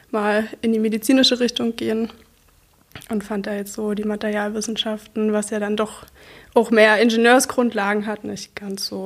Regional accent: Saxony, Germany; Aus der Nähe von Bautzen, mhm. also nicht sehr weit weg von hier.

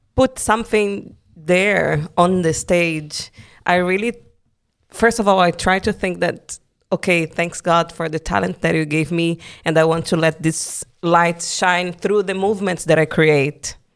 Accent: Brazil; English is a second language; moved away as an adult; now in Germany; coming from Brazil. Yes, I learned the language, but I still have my accent

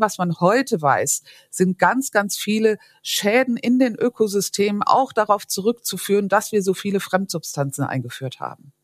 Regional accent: Vorderpfalz, Rhineland-Palatinate, Germany; ich komme aus der Vorderpfalz

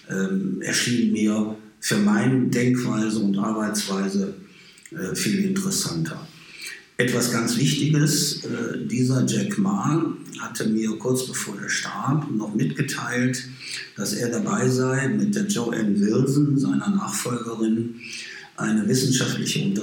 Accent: Sterkrade, North Rhine-Westphalia, Germany; Und habe dann als kleiner Junge angefangen zu voltigieren. Nur bei uns in Stärkrade, wo ich geboren bin.

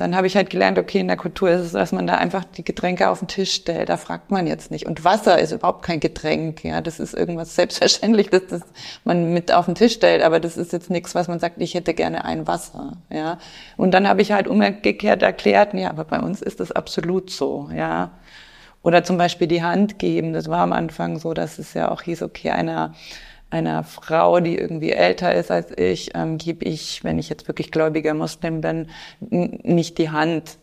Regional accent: Franconia, Bavaria, Germany; moved away as an adult; also born or lived in Munich / Indonesia; now in Passau, Germany; komme ich ursprünglich aus Franken, aus einem kleinen Dorf

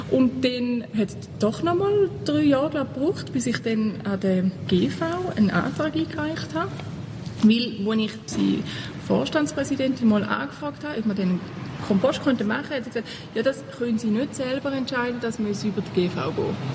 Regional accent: Thurgau, Switzerland; also born or lived in Basel; Ich komme nicht von Basel, was man ja mit dem Dialekt auch angehört. Und das heisst, ich komme äh, aus dem Thurgau. Meine Mutter hat immer kompostiert, obwohl wir nicht jetzt ultraländlich aufgewachsen sind.

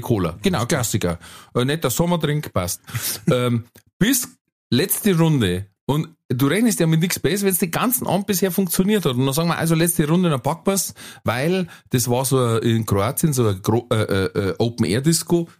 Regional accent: Manching, Bavaria, Germany; bei uns in Manching

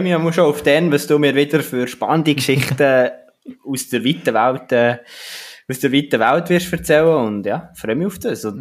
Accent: Switzerland; wir Schweizer

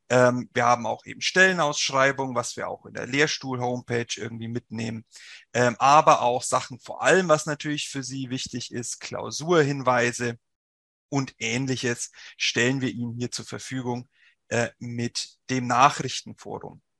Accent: Bavaria, Germany; accent: Franconian; Sie werden es vielleicht hören, ich komme nicht aus Nordrhein-Westfalen, sondern aus dem wunderschönen Frankenland. Deswegen rollt mein R auch ein bisschen.

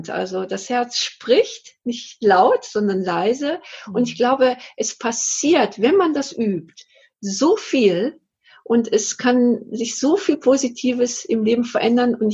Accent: North Rhine-Westphalia, Germany; dass ich so, so dussel, sagt man bei uns im Ruhrgebiet.

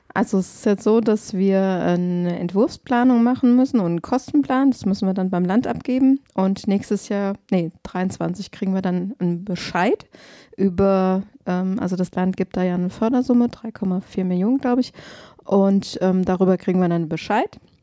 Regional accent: Glauberg, Hesse, Germany; Ich bin in Glauberg groß geworden

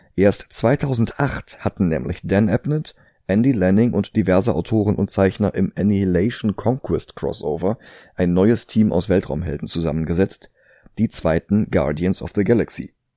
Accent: Germany; bei uns in Deutschland

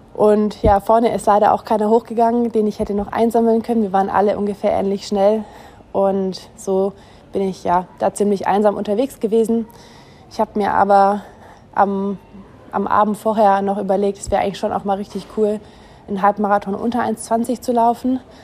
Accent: Germany; als Deutsche

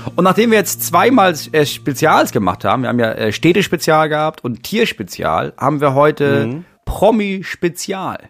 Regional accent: Schleswig-Holstein, Germany; bei uns Schleswig-Holsteinern

